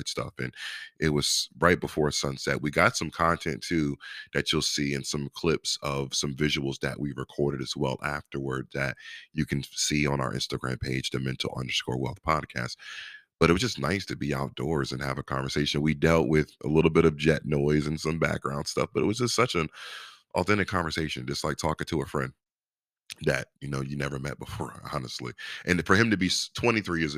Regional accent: Virginia Beach, Virginia, United States; I'm from Virginia Beach, born and raised, but my dad's from Norfolk

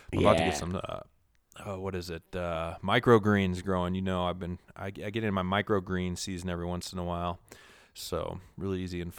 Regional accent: Minnesota, United States; born there; I was born in Minnesota, so I can try and mimic some of that shit up there in the north.

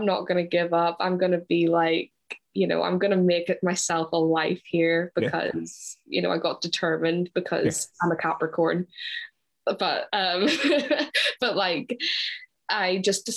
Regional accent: Ireland; moved away as an adult; now in Glasgow, United Kingdom; I'm from Ireland, but I moved to Glasgow in September 2018

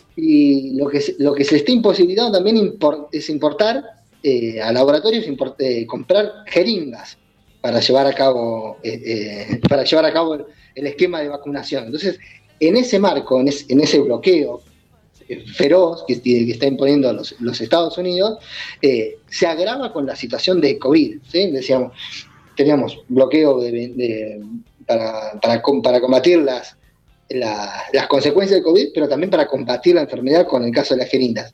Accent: Argentina; also born or lived in Bahía Blanca; vemos nosotros en Bahía Blanca, como Argentina

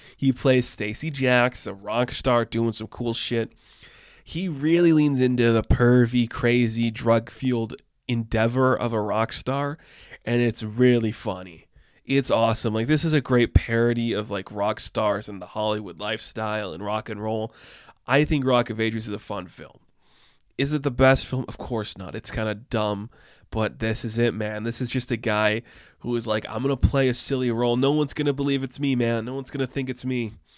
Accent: Canada; I'm Canadian

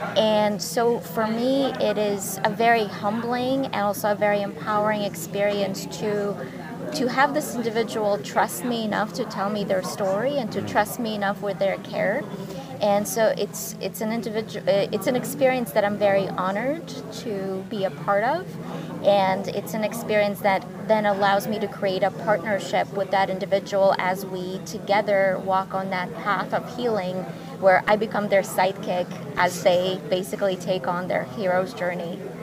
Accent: Ukraine; moved away; I grew up in Ukraine

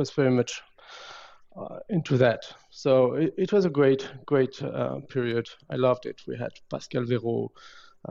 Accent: Brittany, France; English is a second language; moved away as an adult; also born or lived in Saint-Brieuc, France / Finland; now in Canada; in Brittany, I grew up near the sea.

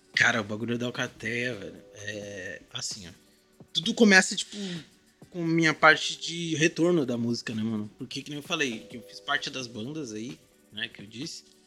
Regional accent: Guaíba, Rio Grande do Sul, Brazil; eu estudava em Guaíba, cidade de onde eu sou

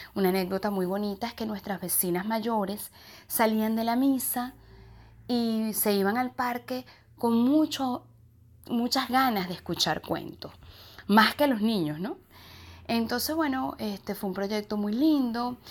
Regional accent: Venezuela; moved away as an adult; also born or lived in Canary Islands; now in Tenerife, Spain; yo nací en Venezuela, me crié en Venezuela, hice mi hogar

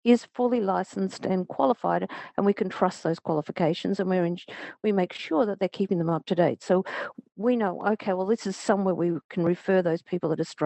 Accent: Australia; now in Japan; I'm from Australia

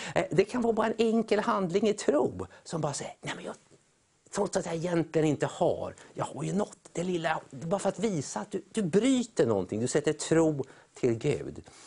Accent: Sweden; vi som är svenskar

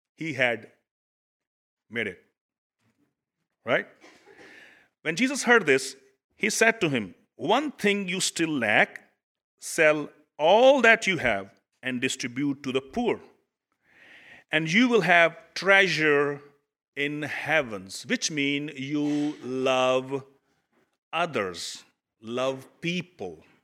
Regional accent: Pakistan; now in United States; I come from Pakistan

